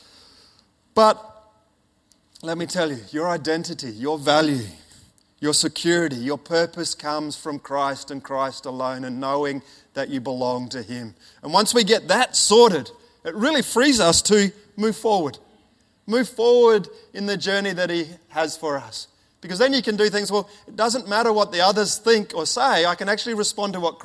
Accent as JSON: {"language": "English", "town": "Ernabella", "region": "South Australia", "country": "Australia", "tie": "born or raised there", "also_born_or_lived": "Alice Springs / Papua New Guinea", "moved": "yes", "said": "I was born in Alice Springs and then grew up in a town called, or a little community called Ernabella, which is right in the middle of Australia, right in the desert"}